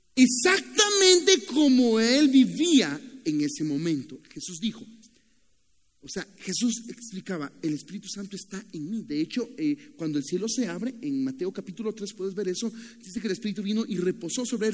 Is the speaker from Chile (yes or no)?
no; Nicaragua; moved away; also born or lived in Costa Rica; soy de Nicaragua